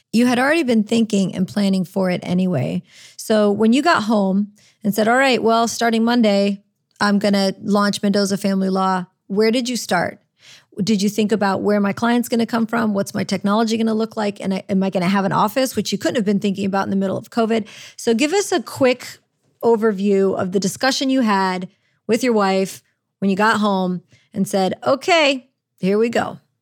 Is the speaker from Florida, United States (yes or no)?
yes; Orlando, Florida, United States; also born or lived in Chicago, Illinois, United States; now in New Orleans, United States; I was raised in Orlando. I, I, was originally born in Chicago, but we moved to Orlando